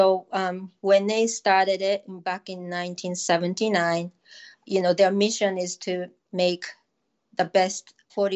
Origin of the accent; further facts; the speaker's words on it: Japan; English is a second language; moved away as an adult; also born or lived in Tokyo / England / Southern Oregon; now in Oregon, United States; I was born and raised in Japan